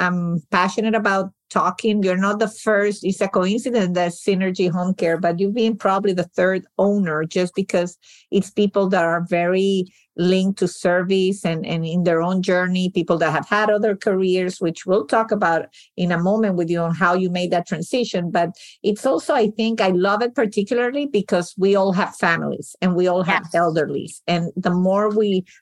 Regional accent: Venezuela; now in United States; my family's from Sicily. I was born and raised in Venezuela

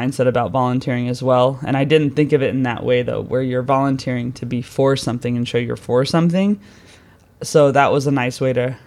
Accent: United States; moved away as an adult; now in London, United Kingdom; I'm American

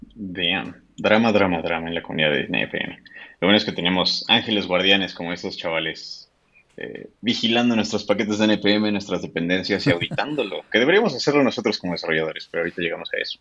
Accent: Mexico; también soy un desarrollador mexicano

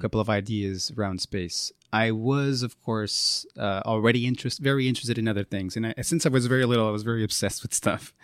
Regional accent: Porto, Norte, Portugal; also born or lived in Strasbourg, France; now in Lisbon, Portugal; I'm from Porto, I was born there

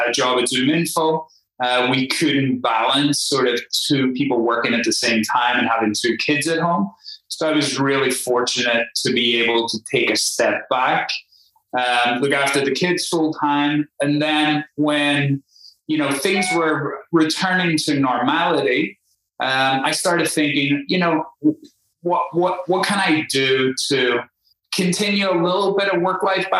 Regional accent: Belfast, Northern Ireland, United Kingdom; accent: Irish; moved away as an adult; also born or lived in Spain; now in United States; As you may be able to tell from the accent, I'm Irish. I was born in Belfast. I grew up and was educated

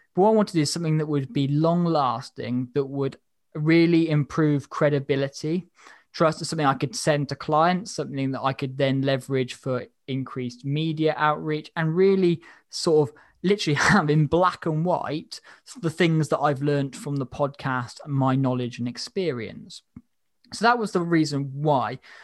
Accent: Wales, United Kingdom

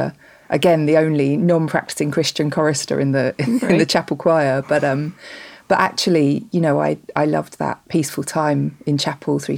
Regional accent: north Kent, South East England, United Kingdom; The same place as I live now, the north of Kent in the UK. So I've not moved very far, really.

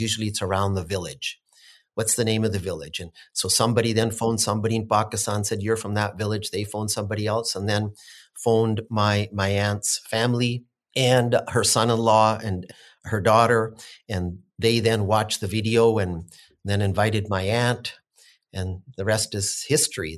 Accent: Williams Lake, British Columbia, Canada; being able to be born here and raised here

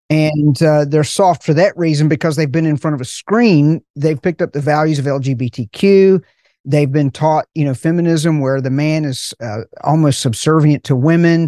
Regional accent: Appalachian Mountains, United States; I'm from the Appalachian Mountains

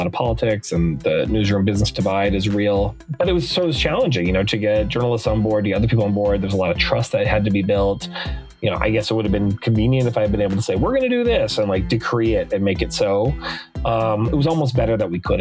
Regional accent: Mandan, North Dakota, United States; now in Los Angeles, United States; I was born and raised in Mandan, North Dakota

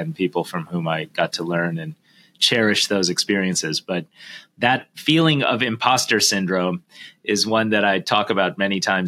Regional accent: Detroit, Michigan, United States; I am the son of Indian immigrants. As you know, I grew up in Detroit, Michigan

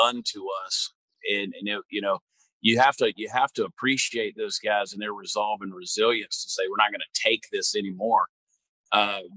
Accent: Georgia, United States; moved away as an adult; now in Texas, United States; I grew up in Georgia where we never, I never had brisket until I moved to Texas 20 some odd years

